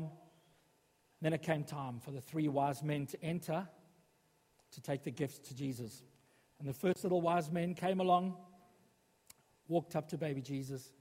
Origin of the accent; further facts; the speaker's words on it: South Africa; moved away as an adult; now in Sutton Coldfield, United Kingdom; When I was growing up in South Africa